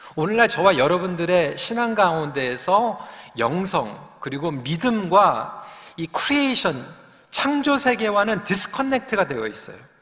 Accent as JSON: {"language": "Korean", "region": "Seoul", "country": "South Korea", "tie": "born or raised there", "said": "제가 영등포에서 태어난 걸 너무 또 이렇게 기억을 하시는데 사실 그렇습니다. 저는 그냥 도시에서 태어나서 어, 도시에서 그냥 자라나면서"}